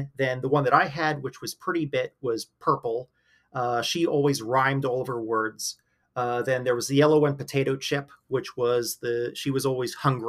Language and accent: English; Pittsburgh, Pennsylvania, United States; I'm from Pittsburgh. So, across the state from you.